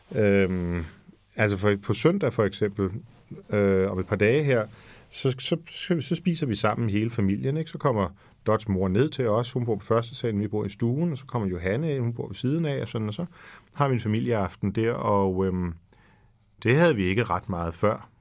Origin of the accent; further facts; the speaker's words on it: Frederikssund, Capital Region of Denmark, Denmark; jeg var også kirksanger i Frederikssund, hvor jeg voksede op